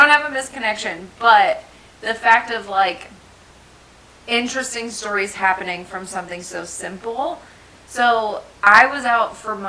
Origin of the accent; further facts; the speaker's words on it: New Jersey, United States; Okay, I'm from Jersey, but I do not sound it unless I get mad.